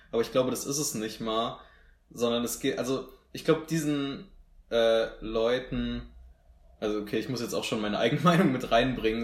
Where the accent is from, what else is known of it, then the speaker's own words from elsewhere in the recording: Marburg, Hesse, Germany; dass wir aus Marburg kommen